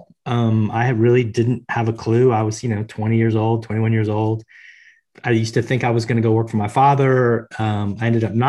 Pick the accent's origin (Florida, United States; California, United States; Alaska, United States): Florida, United States; Tampa; I grew up in Tampa, Florida in the US